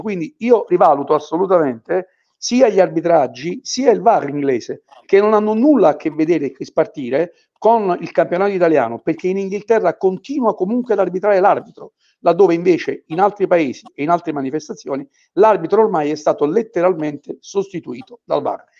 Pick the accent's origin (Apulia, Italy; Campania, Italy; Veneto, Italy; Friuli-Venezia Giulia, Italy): Campania, Italy; Naples; io sono napoletano